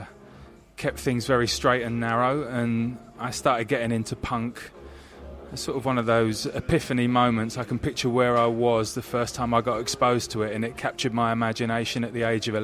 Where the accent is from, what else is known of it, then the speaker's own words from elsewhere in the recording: Rickmansworth, East of England, United Kingdom; also born or lived in Devon / Islington, London; I grew up just on the outskirts of London in a very sleepy conservative town called Rickmansworth